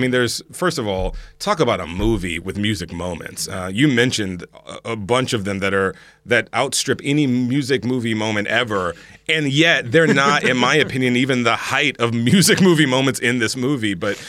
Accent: the South, United States; I grew up Black Catholic in the South, okay?

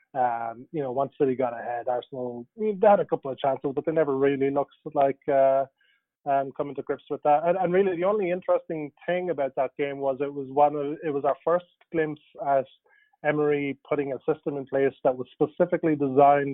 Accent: Ireland; I grew up in Ireland

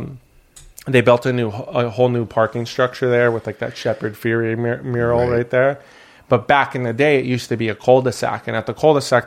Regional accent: Burbank, California, United States; I grew up in Burbank

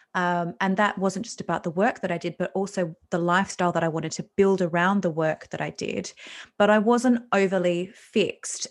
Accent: Australia; I'm Australian

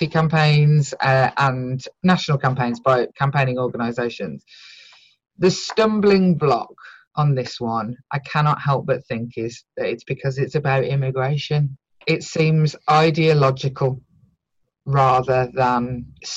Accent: United Kingdom; a British-born white woman who speaks English

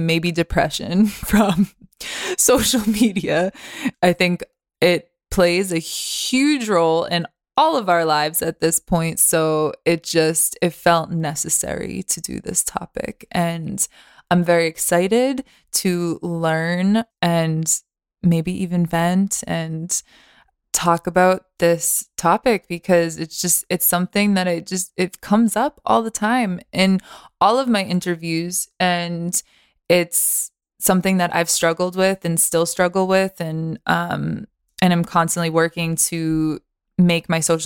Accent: Boston, Massachusetts, United States; I'm actually from Boston.

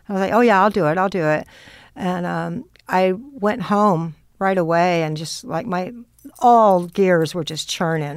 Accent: Austin, Texas, United States; now in Los Angeles, United States; growing up in Austin

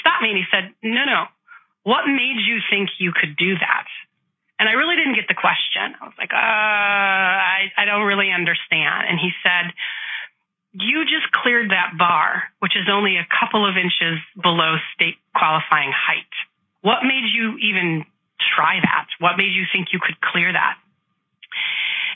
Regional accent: Chicago, Illinois, United States; I grew up in Chicago in the Midwest

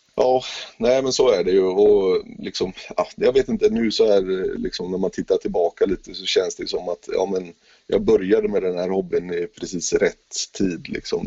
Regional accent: Gothenburg, Västra Götaland, Sweden; jag är ju uppväxt i Göteborg

